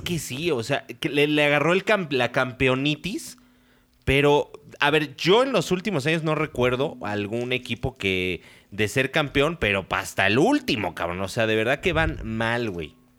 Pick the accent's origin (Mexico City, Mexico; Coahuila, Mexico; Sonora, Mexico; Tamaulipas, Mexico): Mexico City, Mexico; de Ciudad de México